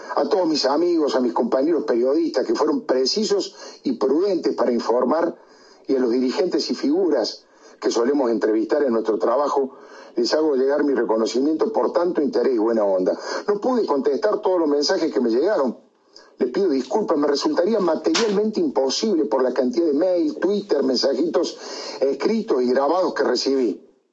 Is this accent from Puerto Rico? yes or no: no; Córdoba, Argentina; Como buen cordobés